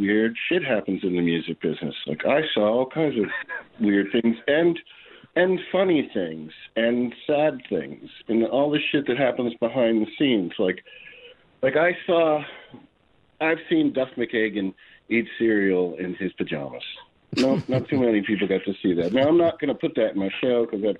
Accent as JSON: {"language": "English", "region": "New York", "country": "United States", "tie": "born or raised there", "said": "I grew up in New York"}